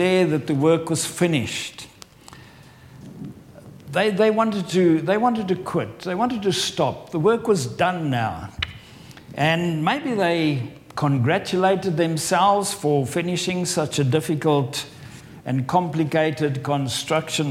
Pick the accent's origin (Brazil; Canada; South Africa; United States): South Africa; moved away as an adult; also born or lived in Farnham, England; now in England; I'm from South Africa, but I've lived in England for over 23 years